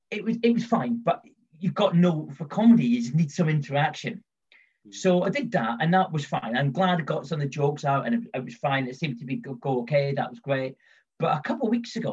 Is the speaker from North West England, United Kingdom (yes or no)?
no; London, United Kingdom; moved away as an adult; also born or lived in Scotland; now in Midlands, United Kingdom; I'm kind of from London, well, I'm from Scotland, but I've kind of lived in London all my life